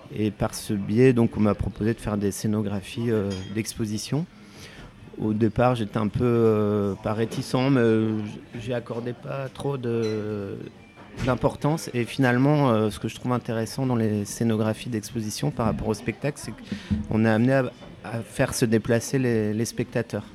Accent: Vosges, Grand Est, France; moved away; j'ai grandi dans les Vosges

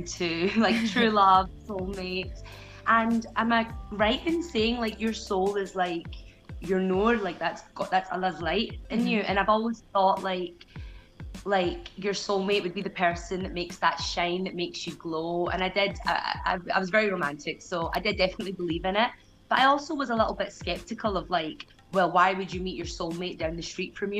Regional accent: Glasgow, Scotland, United Kingdom; I'm from Glasgow. I still live in Glasgow.

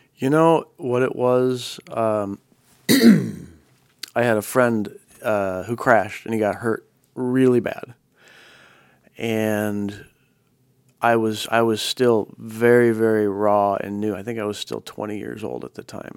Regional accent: Chicago, Illinois, United States; moved away as an adult; also born or lived in Minneapolis; now in Oregon, United States; I grew up, I grew up in that area. So I spent about the first twenty years of my life in Chicago, in Northern Illinois.

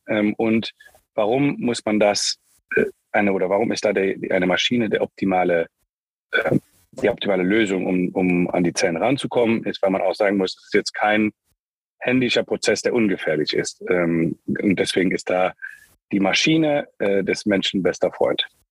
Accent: Luxembourg; moved away as an adult; also born or lived in United States / Germany / Spain / China; ich bin in Luxemburg geboren, ähm, wie du im Vorgespräch schon sehr gut erkannt hast, teilweise in Amerika aufgewachsen, ich weiß nicht genau, wie du das rausgehört hast, äh, dann ähm, wieder zurück in Luxemburg

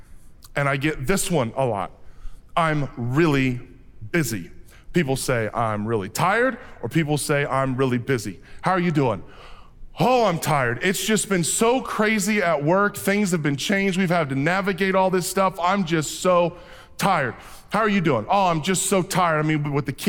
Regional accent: Fort Madison, Iowa, United States; when I was growing up in Fort Madison, Iowa

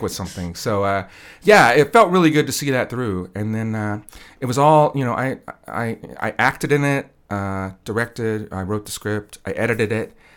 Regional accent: Wichita, Kansas, United States; I was born here in Wichita

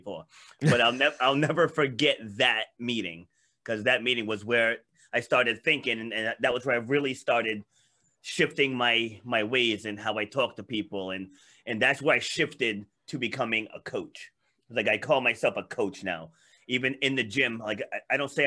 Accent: Rhode Island, United States; also born or lived in Queens, New York; I was born in Queens, New York, but my parents moved us up here when I was little. Because, you know, my dad didn't want to raise seven of us in the inner city. So he moved us up here to Rhode Island, rural area

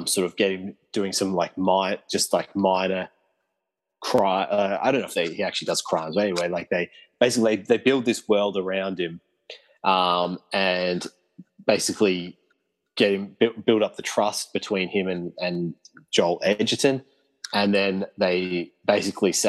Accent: Australia

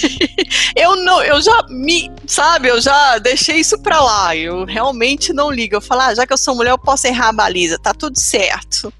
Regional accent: Minas Gerais, Brazil; a gente é mineiro

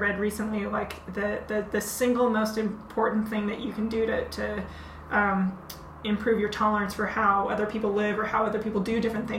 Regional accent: Stockton, California, United States; I am from this town in the Central Valley called Stockton, California.

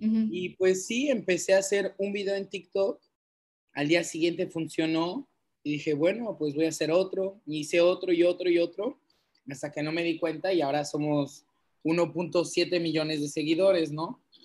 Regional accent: Cancún, Quintana Roo, Mexico; also born or lived in Bordeaux, France; nací en Cancún, pero mis papás son franceses

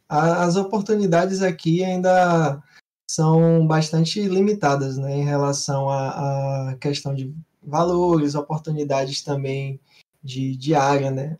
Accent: Bahia, Brazil; Sou aqui da, da Bahia

